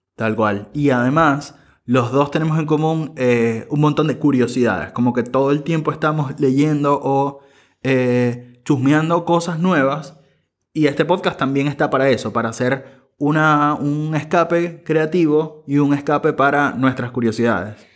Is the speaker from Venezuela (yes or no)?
yes; Venezuela; moved away as an adult; now in Buenos Aires, Argentina; soy venezolano, periodista y soy migrante, vivo en Buenos Aires desde hace cinco años